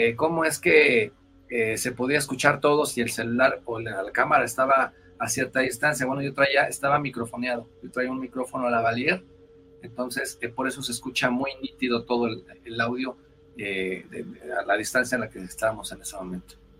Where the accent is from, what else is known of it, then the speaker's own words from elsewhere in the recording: Querétaro, Mexico; moved away as an adult; also born or lived in Mexico City; now in Bogotá, Colombia; yo soy originario de Querétaro, ya eh, acá tengo cinco años en Bogotá